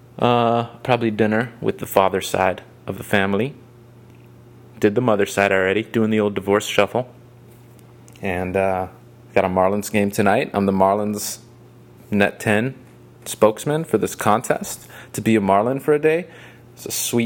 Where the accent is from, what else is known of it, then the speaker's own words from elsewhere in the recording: Miami, Florida, United States; I'm from Miami.